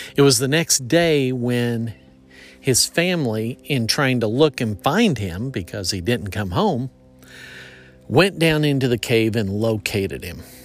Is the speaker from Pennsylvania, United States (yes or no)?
no; Effingham, Illinois, United States; near where I grew up in Effingham